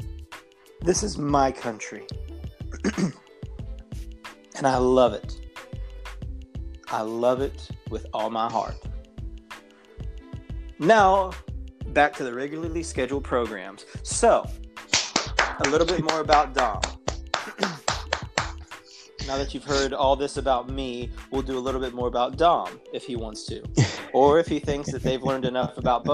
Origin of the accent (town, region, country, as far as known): United States; born or raised there